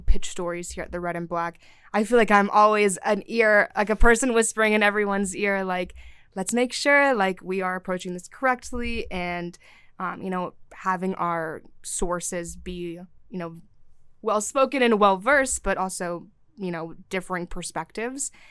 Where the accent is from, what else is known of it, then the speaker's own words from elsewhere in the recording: Syria; now in Athens, United States; I'm from Syria